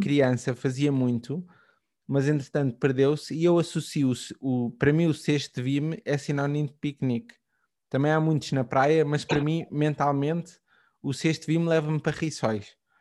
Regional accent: Portugal; como português

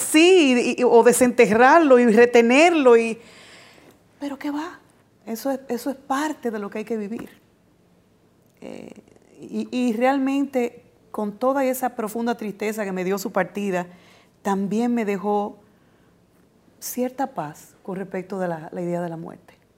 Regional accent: Dominican Republic; como dominicana me siento más que satisfecha

